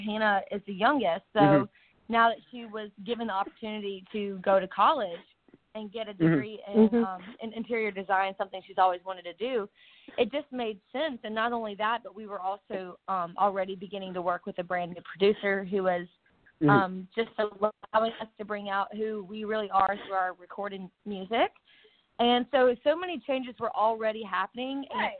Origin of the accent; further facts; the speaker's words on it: Mississippi Delta, United States; So we are two sisters from the Mississippi Delta.